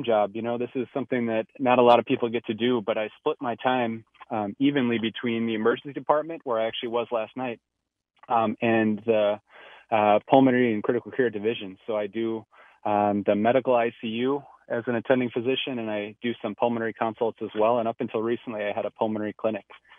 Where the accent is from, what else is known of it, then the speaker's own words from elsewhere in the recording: Minneapolis, Minnesota, United States; I grew up in Northeast Minneapolis, and I was lucky enough to stay for medical school.